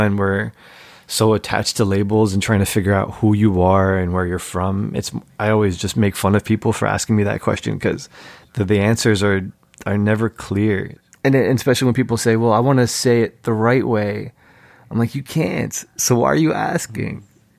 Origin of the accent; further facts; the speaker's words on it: United States; as an American Muslim, as an American Egyptian, it's always been hard for me to parse like how American I am or how Egyptian I am.